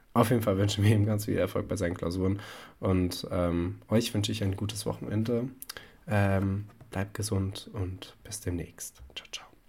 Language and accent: German; Hesse, Germany; als Hesse